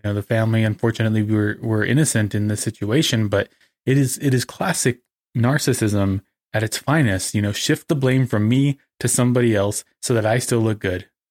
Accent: American Desert Southwest, United States; being an American

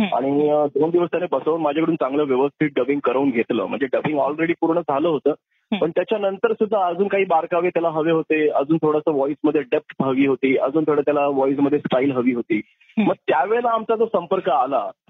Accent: Mumbai, Maharashtra, India; also born or lived in Satara / Panvel; माझा जन्म सतरा ऑगस्ट एकोणीशे एक्याऐंशी मी प्रॉपर मुंबईचा आहे नेहरूकर हॉस्पिटल लोअर मध्ये जे आहे तिथे माझा जन्म झाला

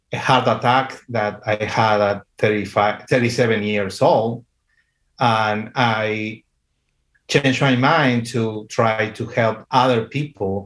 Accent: Argentina; At this moment, I live in Argentina. I am from Argentina.

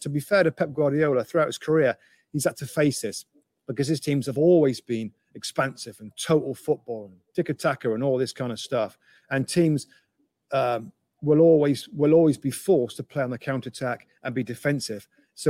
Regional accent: England, United Kingdom; growing up in England

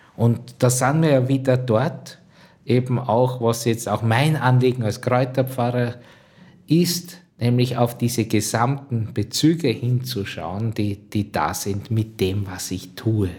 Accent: Drosendorf, Lower Austria, Austria; Ich bin zu Hause im Waldviertel aufgewachsen, äh, genau in der Stadt Drosendorf, das ist meine Heimat

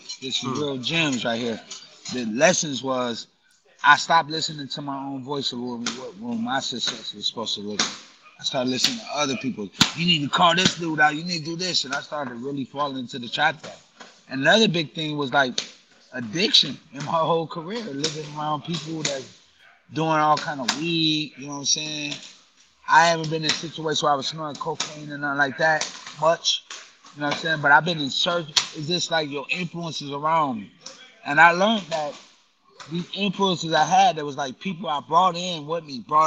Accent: Grand Rapids, Michigan, United States; moved away as an adult; also born or lived in Chicago, Illinois; now in New York City, United States; I've been in New York City longer than I've been in my hometown of Grand Rapids, Michigan

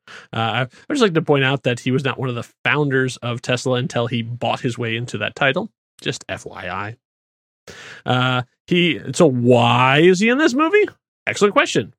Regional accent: Indianapolis, Indiana, United States; I grew up in Indianapolis

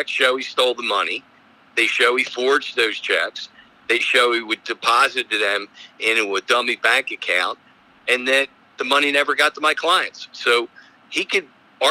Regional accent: Philadelphia, Pennsylvania, United States; now in Columbia, United States; I practice in Columbia and I'm from Philadelphia.

